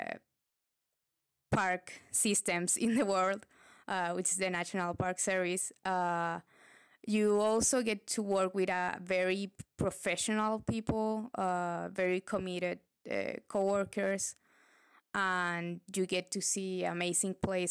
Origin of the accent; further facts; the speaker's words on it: Santiago, Santiago Metropolitan Region, Chile; I was from Chile